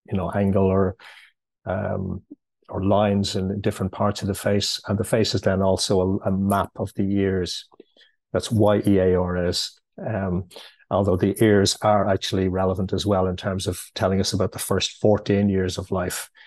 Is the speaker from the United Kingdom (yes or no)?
no; Ireland; Okay, well, firstly, I'm uh, I'm Irish. I'm living in Dublin.